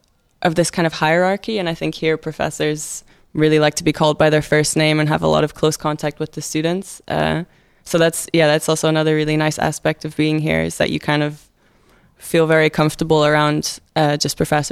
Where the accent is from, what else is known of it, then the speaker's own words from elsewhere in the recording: Scotland, United Kingdom; now in Groningen, Netherlands; So where I grew up in Scotland, I think the only kind of students I knew were from my high school.